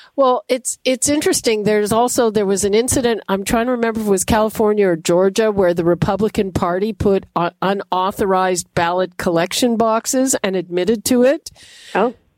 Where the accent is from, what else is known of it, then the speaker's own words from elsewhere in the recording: Canada; as a Canadian